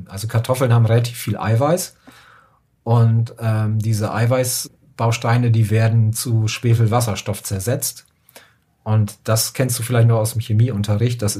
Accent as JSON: {"language": "German", "region": "Northern Germany", "country": "Germany", "said": "ich komme ja auch aus dem Norden"}